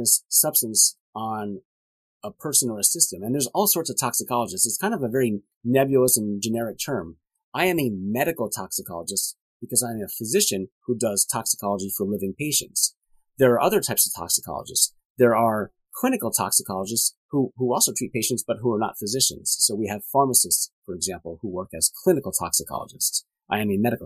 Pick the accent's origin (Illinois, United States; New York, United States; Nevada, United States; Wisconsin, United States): New York, United States; Long Island; now in Houston, United States; I grew up on Long Island back in the, early 70s